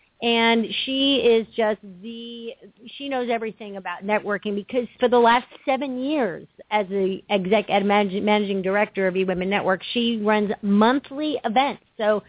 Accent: New York, United States; moved away; Well, you know, I'm from New York, and that's how we do things up there, us Yankees.

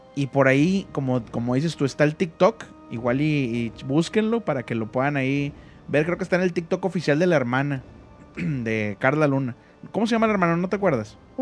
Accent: Monterrey, Nuevo León, Mexico; como yo soy de Monterrey

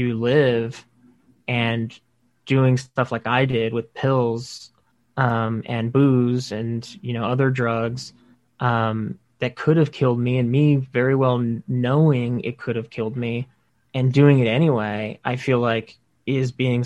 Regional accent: Texas, United States; moved away as an adult; now in New York, United States; I'm from Texas, and I've been in New York for 8.5 years now.

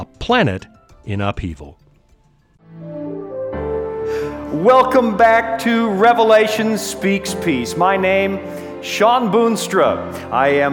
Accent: Canada; moved away as an adult; also born or lived in Toronto; now in Colorado, United States; my home country of Canada

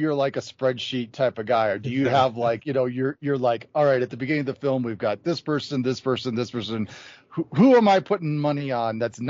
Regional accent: Chicago, Illinois, United States; now in Colorado, United States; I grew up in Chicago, which is right on Lake Michigan, but it's just, it's not quite like, there's no sharks in Lake Michigan. nothing like that. And now I live in Colorado, which is just completely landlocked.

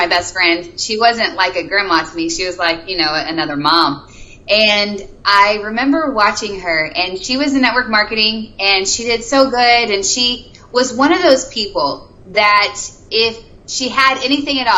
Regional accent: Missouri, United States; I'm from Missouri. My parents are in the ministry, so I was a PK kid growing up.

